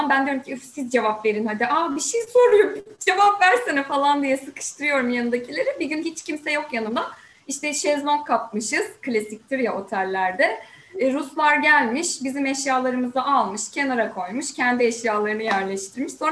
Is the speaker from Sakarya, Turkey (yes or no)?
yes; Sakarya, Turkey; also born or lived in Samsun; ben 84 1984 e, Sakarya doğumluyum. Ee, ve yaşamımın çok uzun bir süresini Sakarya'da geçirdim. Sadece üniversiteyi 4 yıl e, Samsun'da okudum.